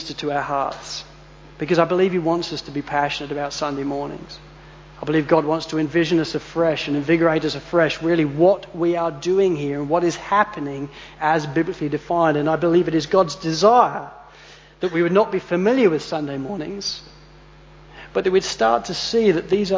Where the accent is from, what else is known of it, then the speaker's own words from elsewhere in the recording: Spalding, East Midlands, United Kingdom; now in Australia; when we were kids growing up in Spalding